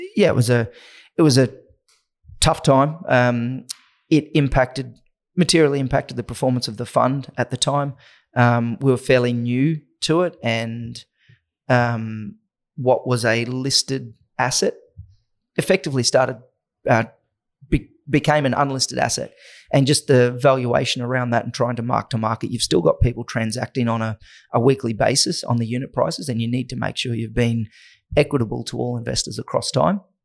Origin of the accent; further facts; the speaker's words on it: Innisfail, Queensland, Australia; moved away; also born or lived in Atherton Tablelands; between Innisfail and the Atherton Tablelands on a banana, sugarcane, and beef cattle property